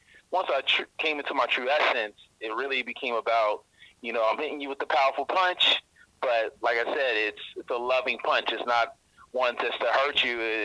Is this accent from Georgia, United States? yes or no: yes; Georgia, United States; moved away as an adult; also born or lived in Indiana; now in Washington, D.C., United States; So I'm originally from Georgia. I was born in Indiana, actually raised in Georgia, a southern boy. Then moved to Washington, D.C. in 2007.